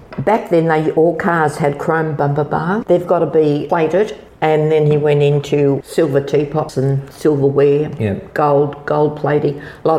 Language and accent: English; Sydney, New South Wales, Australia; now in Kiama, Australia; No, I was born in Sydney and we came for a drive. I think it was in the early 60s and we fell in love with Kiama. We bought the land in 1970. We came and moved in this house in 1974.